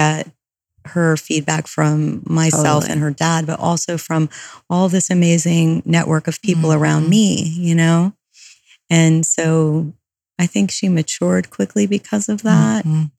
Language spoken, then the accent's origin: English; Silvermine, Connecticut, United States; now in Los Angeles, United States; I grew up in Silver Mine, Connecticut, which is a commuter suburb of Manhattan. So my dad worked in the city and took the train in every day.